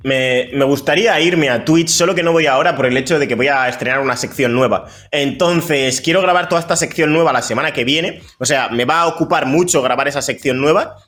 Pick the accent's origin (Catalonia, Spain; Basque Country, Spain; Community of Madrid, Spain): Basque Country, Spain; Bilbao; also born or lived in Equatorial Guinea; yo vine con dos años